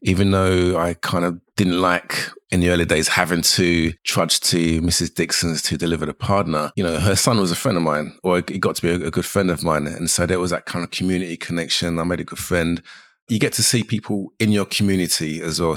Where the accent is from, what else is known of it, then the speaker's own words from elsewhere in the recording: London, United Kingdom; I'm a Jamaican Londoner